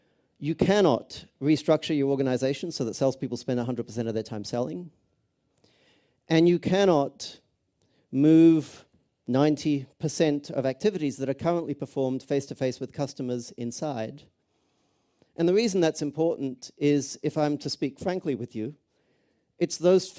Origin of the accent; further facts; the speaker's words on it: Australia; also born or lived in Cambridge; now in Los Angeles, United States; I was actually born not too far from here in Cambridge, so that's the accent. I grew up in Australia, live in Los Angeles.